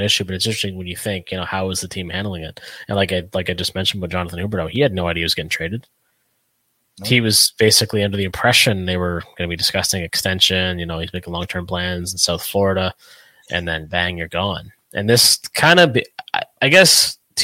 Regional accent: Canada; I'm from Canada

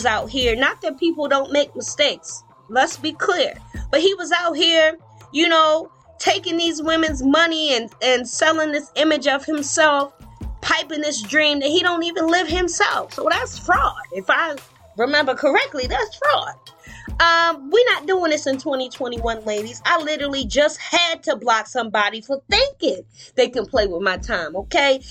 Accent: Baltimore, Maryland, United States; my hometown, Baltimore

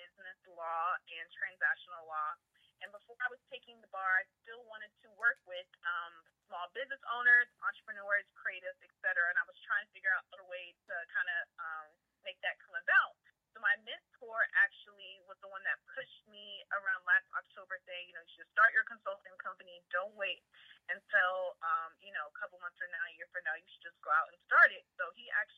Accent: Prince George's County, Maryland, United States; I am from the DMV area. For people who do not know, that is D.C., Maryland, and Virginia, precisely Prince George's County, Maryland

